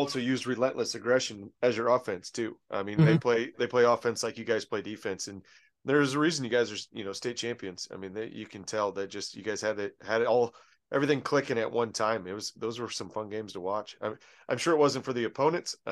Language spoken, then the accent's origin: English; Iowa, United States; I'm from Iowa